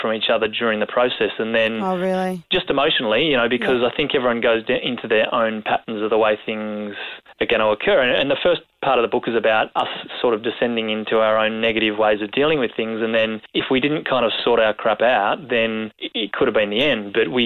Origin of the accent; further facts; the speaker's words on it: Australia; as Aussie blokes